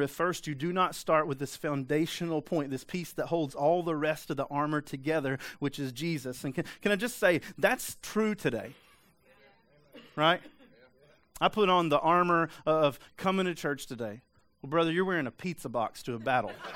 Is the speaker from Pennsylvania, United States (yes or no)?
no; East Tennessee, United States; I'm from East Tennessee.